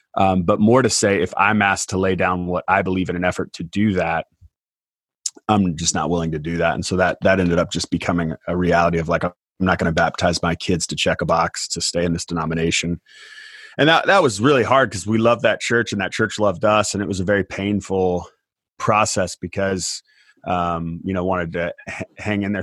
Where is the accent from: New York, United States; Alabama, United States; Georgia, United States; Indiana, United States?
Indiana, United States; also born or lived in Palm Springs, California; my family moved to Indiana, where I grew up on a farm.